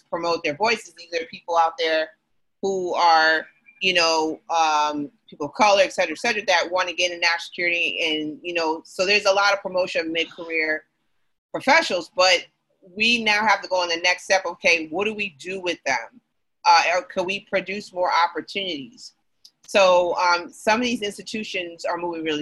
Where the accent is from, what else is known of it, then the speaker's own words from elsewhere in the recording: New York, United States; As a New Yorker